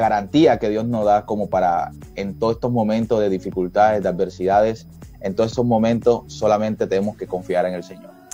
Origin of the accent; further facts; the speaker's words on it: Colombia; que nos identificara como colombianos